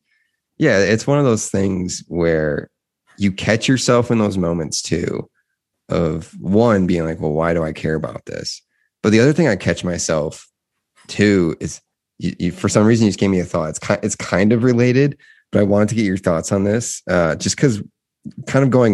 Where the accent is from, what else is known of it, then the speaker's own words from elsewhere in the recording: Midwest, United States; This is coming from the Midwest